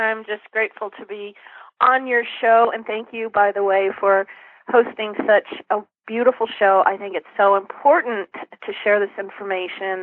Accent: San Dimas, California, United States; also born or lived in Fullerton, California; I grew up in Southern California in a little town called San Dimas, then moved on to Fullerton

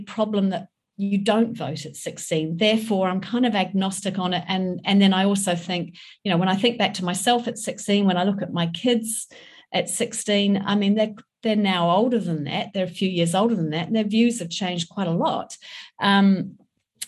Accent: England, United Kingdom; also born or lived in New Zealand; I grew up in England, I was born in New Zealand

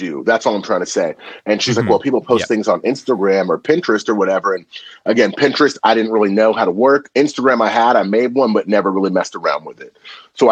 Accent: Napa, California, United States; also born or lived in Vallejo, California; I grew up in Napa, California. Now I live in Vallejo

